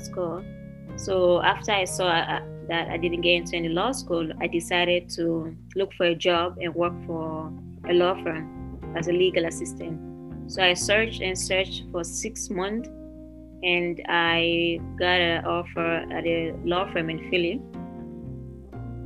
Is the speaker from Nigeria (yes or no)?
yes; Lagos, Nigeria; also born or lived in Sierra Leone / Ogun State, Nigeria / Pennsylvania, United States; now in United States; I moved from Sierra Leone to Nigeria when I was about 3 or 4 years old. I grew up in Nigeria. I lived in the city of Lagos